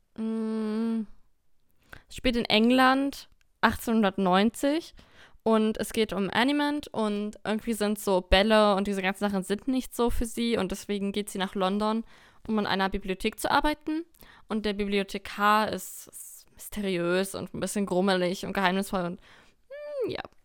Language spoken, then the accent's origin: German; Lower Saxony, Germany; Wir kommen aus Niedersachsen